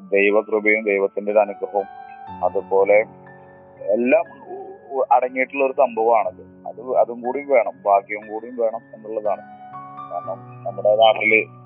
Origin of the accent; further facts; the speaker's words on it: Mampad, Kerala, India; ഞാൻ മലപ്പുറം ഡിസ്ട്രിക്റ്റിൽ മമ്പാട് എന്നൊരു കൊച്ചു ഗ്രാമത്തിലാണ്